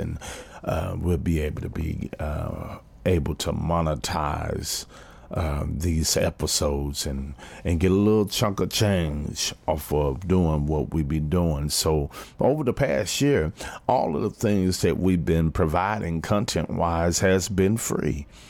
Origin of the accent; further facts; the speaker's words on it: Fort Worth, Texas, United States; My hometown team, T C U